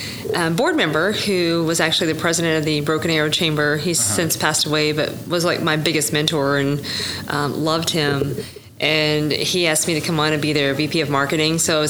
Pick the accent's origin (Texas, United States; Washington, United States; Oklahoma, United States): Oklahoma, United States; Sperry; I'm from Tulsa area. Uh-huh. So from a very small town